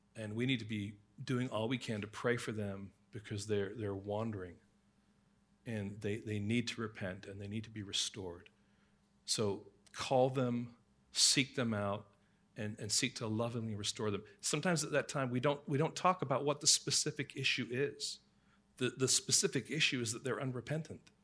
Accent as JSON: {"language": "English", "region": "England", "country": "United Kingdom", "tie": "born or raised there", "said": "growing up in England"}